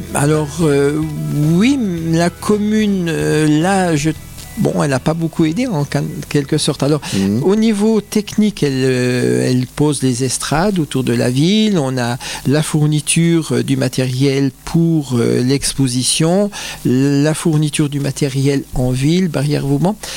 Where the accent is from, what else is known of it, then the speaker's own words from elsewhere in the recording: Bains-les-Bains, Grand Est, France; je ne suis pas natif de Remiremont, je suis natif de Bain-les-Bains